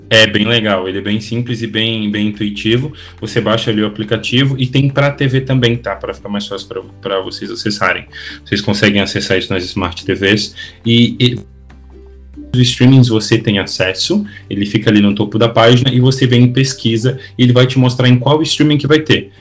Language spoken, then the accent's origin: Portuguese; interior of Minas Gerais, Brazil; eu sou do interior de Minas